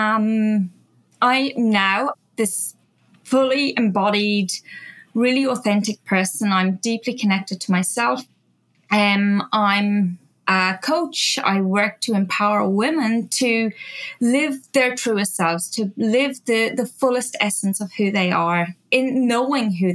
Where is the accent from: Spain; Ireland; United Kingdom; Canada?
Ireland; moved away as an adult; also born or lived in Australia; When I was 21, I ran away from Ireland. So I was originally from Ireland